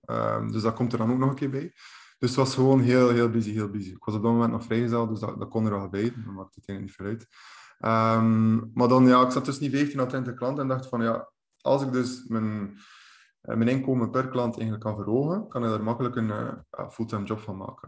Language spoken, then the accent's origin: Dutch; Bruges, Flanders, Belgium; kom ik van de kanten van Brugge eh, aan de kust